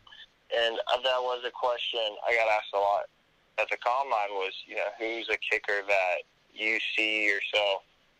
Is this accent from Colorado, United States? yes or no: yes; Colorado, United States; moved away; also born or lived in Auburn, Alabama; grew up in Colorado most of my life